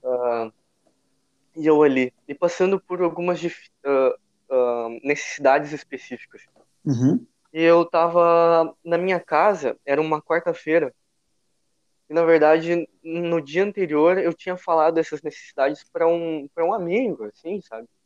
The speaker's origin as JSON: {"language": "Portuguese", "town": "São Leopoldo", "region": "Rio Grande do Sul", "country": "Brazil", "said": "sou gaúcho e uh, sou de São Leopoldo, Rio Grande do Sul, Grande Porto Alegre"}